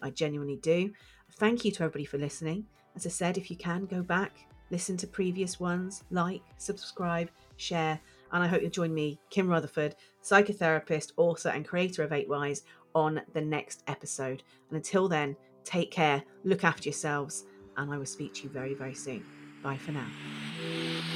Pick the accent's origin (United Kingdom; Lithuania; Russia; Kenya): United Kingdom; I'm British